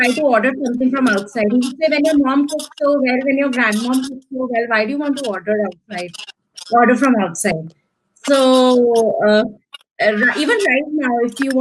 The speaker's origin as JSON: {"language": "English", "town": "New Delhi", "region": "Delhi", "country": "India", "said": "So I am from New Delhi, India, the capital of India. And I'm a proper Delhi girl"}